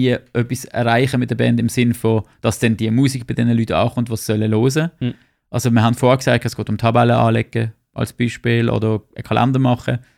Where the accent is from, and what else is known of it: Switzerland